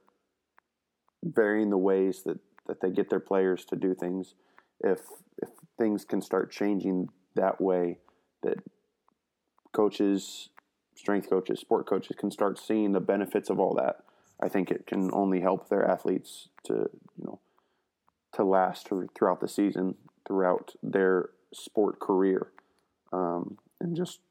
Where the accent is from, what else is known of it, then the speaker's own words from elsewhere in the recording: Kansas City, Missouri, United States; moved away; also born or lived in Indiana; I'm from Kansas City, Missouri. So I'm from the Kansas City. I'm from the Missouri side of Kansas City